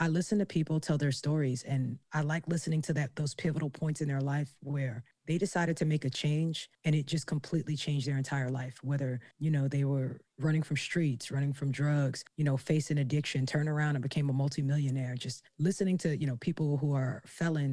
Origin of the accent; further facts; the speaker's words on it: New York, United States; I'm from New York